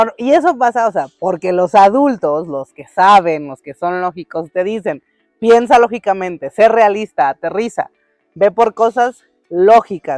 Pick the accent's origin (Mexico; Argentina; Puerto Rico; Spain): Mexico; los dos somos mexicanos, porque los dos crecimos de este lado del mundo